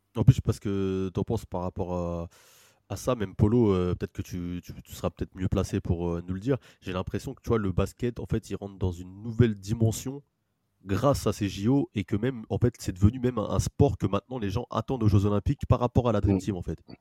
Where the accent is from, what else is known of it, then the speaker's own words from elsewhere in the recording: France; on est français